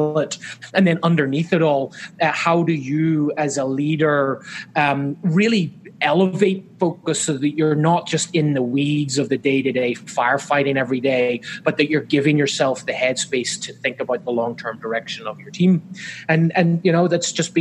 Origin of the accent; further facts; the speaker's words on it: Northern Ireland, United Kingdom; moved away as an adult; now in Southern California, United States; I'm not from Southern California where I currently live. I'm actually from Ireland originally, Northern Ireland, in fact